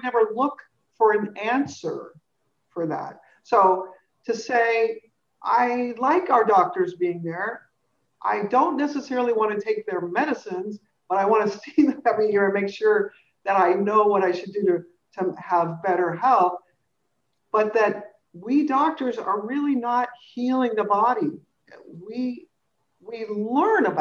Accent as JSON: {"language": "English", "region": "California", "country": "United States", "tie": "born or raised there", "said": "I grew up in California"}